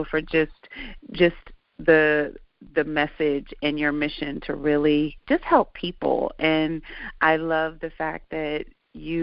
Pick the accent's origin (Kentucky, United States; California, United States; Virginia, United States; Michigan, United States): California, United States; Santa Barbara; I grew up in Santa Barbara